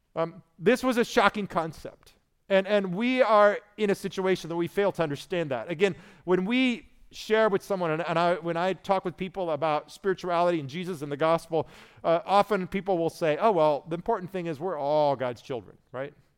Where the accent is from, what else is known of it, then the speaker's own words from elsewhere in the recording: Indiana, United States; moved away; I was from Indiana, so that was our state religion